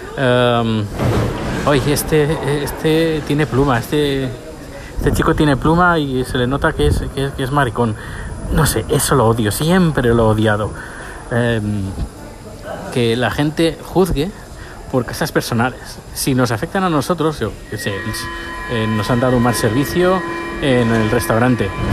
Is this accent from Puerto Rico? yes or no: no; Spain; now in Sweden; nosotros conocemos como españoles